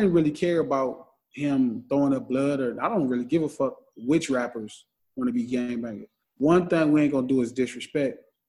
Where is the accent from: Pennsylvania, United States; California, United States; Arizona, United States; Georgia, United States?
California, United States; Compton; also born or lived in Watts, Los Angeles; if you're in the center of Compton where I grew up